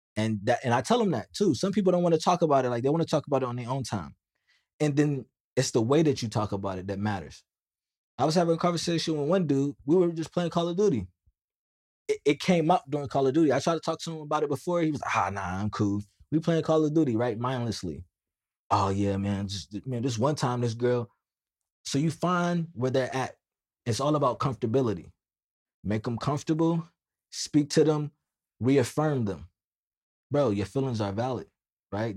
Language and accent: English; United States; I'm Black American